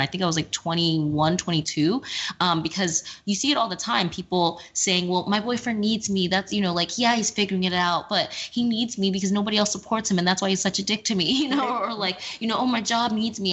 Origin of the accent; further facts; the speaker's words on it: Texas, United States; now in New York, United States; I'm from Texas